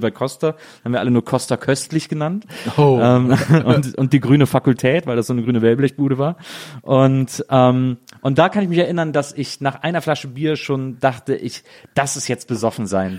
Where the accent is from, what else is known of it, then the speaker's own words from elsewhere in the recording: Wesseling, North Rhine-Westphalia, Germany; ich komme nämlich aus Wesseling